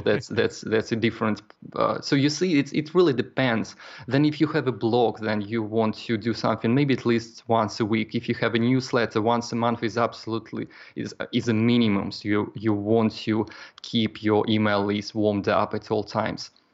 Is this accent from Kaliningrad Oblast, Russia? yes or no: yes; Kaliningrad, Kaliningrad Oblast, Russia; moved away as an adult; now in Poland; I'm originally from Kaliningrad, Russia, and uh, right now I live in Poland.